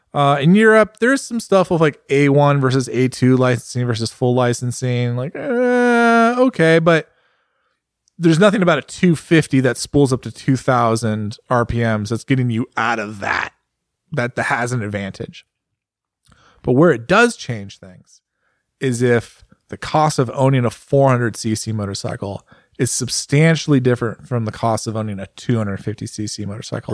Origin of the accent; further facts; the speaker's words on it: United States; As an American, like, and I'm a well-traveled American.